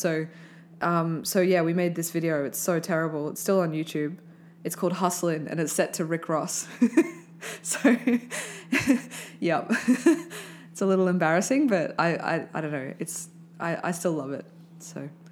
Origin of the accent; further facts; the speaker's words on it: Brisbane, Queensland, Australia; I grew up in Brisbane